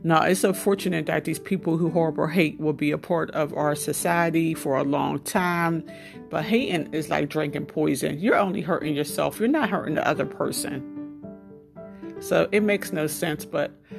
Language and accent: English; Pittsburgh, Pennsylvania, United States; Pittsburgh is my hometown, born and raised.